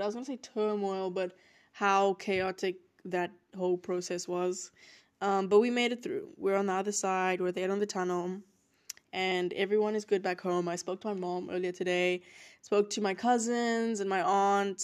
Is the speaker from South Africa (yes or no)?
yes; South Africa; moved away as an adult; now in United States; I'm from South Africa